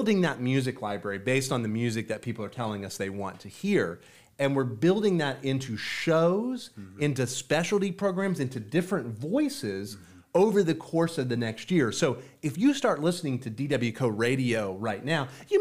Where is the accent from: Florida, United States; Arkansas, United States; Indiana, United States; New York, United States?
Florida, United States; also born or lived in Texas; as a Floridian and even as a Texan